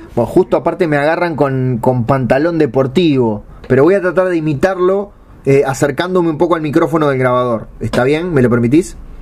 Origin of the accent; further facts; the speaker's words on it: Uruguay; yo como soy uruguayo